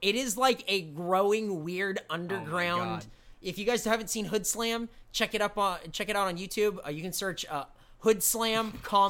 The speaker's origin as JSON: {"language": "English", "town": "Des Moines", "region": "Iowa", "country": "United States", "said": "What's a downtown area? I'm from Des Moines."}